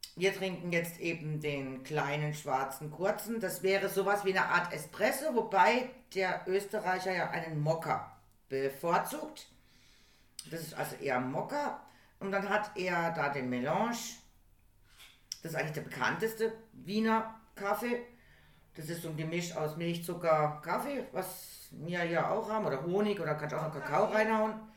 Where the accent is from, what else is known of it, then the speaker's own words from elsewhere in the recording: Germany; ich bin aus Deutschland